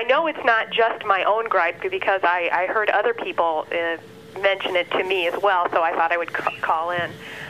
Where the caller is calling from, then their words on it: Milwaukee, Wisconsin, United States; I'm from Milwaukee, Wisconsin.